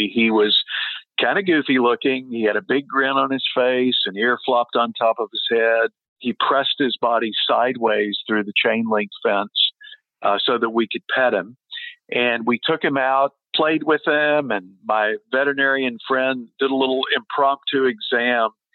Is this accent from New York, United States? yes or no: no; Texas, United States; moved away; also born or lived in Hawaii; I grew up in Texas, and I lived in Hawaii at the time